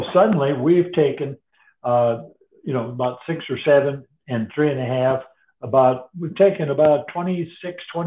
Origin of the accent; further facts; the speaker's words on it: North Dakota, United States; I grew up in North Dakota with draft horses